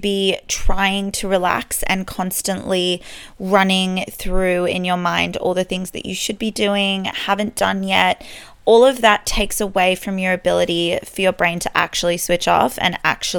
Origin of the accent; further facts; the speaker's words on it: Australia; also born or lived in Sydney; being Australian, our Christmas and our New Year's is the hottest time of our year